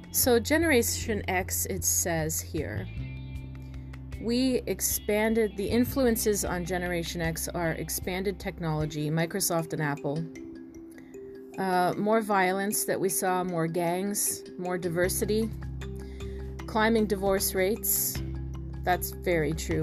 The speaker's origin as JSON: {"language": "English", "area": "near Toronto", "region": "Ontario", "country": "Canada", "tie": "born or raised there", "said": "I grew up near Toronto"}